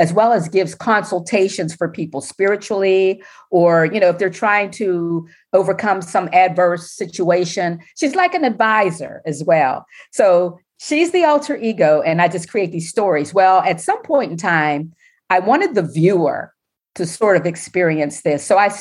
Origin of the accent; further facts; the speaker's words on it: Pittsburgh, Pennsylvania, United States; born or raised there; moved away as an adult; now in Washington, D.C., United States